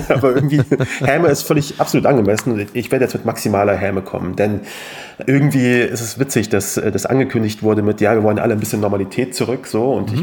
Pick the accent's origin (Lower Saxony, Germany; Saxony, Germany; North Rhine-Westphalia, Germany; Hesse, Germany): Hesse, Germany; Kassel; also born or lived in Afghanistan (ancestry: 'Ich als Afghane'); wir haben natürlich auch in Kassel in der Eisdisco